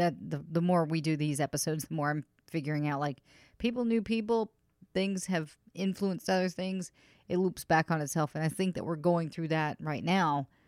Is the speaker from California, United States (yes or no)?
no; Massachusetts, United States; That's my home state. So home state pride right there.